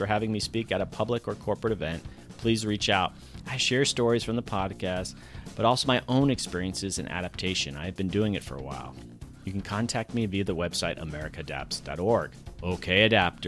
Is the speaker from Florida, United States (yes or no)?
yes; Florida, United States; I grew up mainly in Florida in tropical areas